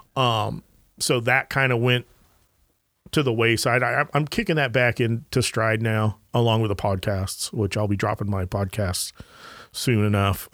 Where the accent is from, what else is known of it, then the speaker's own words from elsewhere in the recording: Anaheim, California, United States; I grew up in Anaheim, California